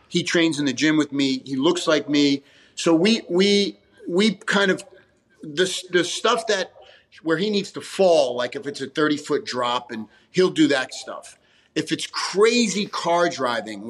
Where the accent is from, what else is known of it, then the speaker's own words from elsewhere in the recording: New York, United States; Growing up in Italian New York family